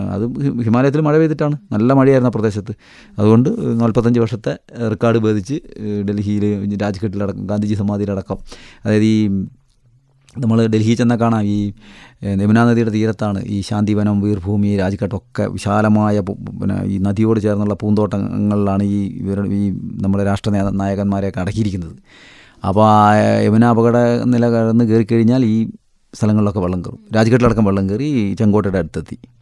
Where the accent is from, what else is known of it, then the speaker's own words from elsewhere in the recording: Kerala, India; ഞങ്ങൾ കേരളത്തിൽ നിന്നാണ്